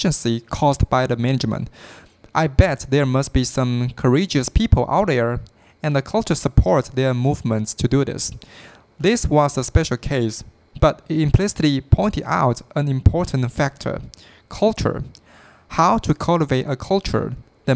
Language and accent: English; Taiwan; I am from Taiwan